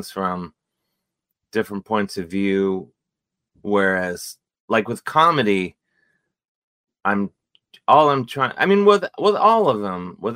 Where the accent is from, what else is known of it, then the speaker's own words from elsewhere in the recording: Cleveland, Ohio, United States; growing up in Cleveland